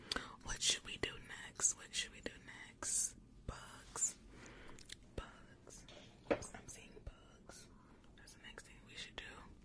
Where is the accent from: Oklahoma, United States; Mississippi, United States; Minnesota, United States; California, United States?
Mississippi, United States; Yes, I'm from Mississippi too.